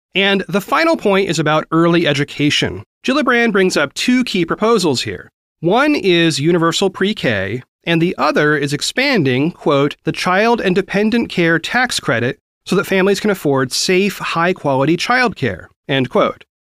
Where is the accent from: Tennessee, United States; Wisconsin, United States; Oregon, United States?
Oregon, United States; Oregon, my home state